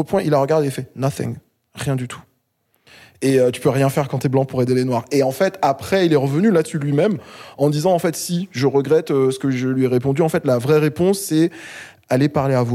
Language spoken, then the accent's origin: French; Réunion; Je suis réunionnais. Euh, donc le Zouk euh, et le Zouk Love, on a tout reçu, tout pris, euh, et c'est nice.